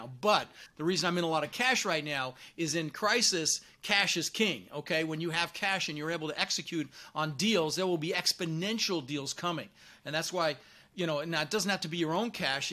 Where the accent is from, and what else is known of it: Denver, Colorado, United States; born or raised there; also born or lived in Netherlands